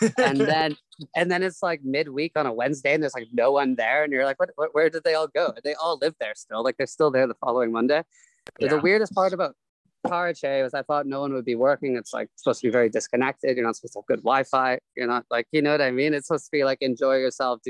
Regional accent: Canada; moved away as an adult; also born or lived in Toronto; I'm Canadian, but I have a lot of family living in California

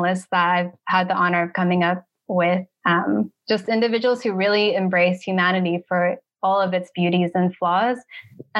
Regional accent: United States; moved away as an adult; also born or lived in Africa / Cairo; Originally, I'm American. I'm Chinese American.

